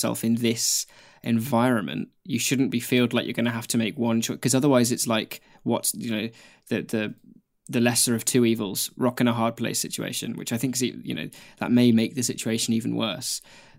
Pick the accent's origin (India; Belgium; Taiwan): Taiwan; first language Mandarin Chinese; English is a second language; moved away as an adult; now in New Zealand; I was born and raised in Taiwan and only moved to New Zealand a couple of years ago for university. Chinese Mandarin is my native language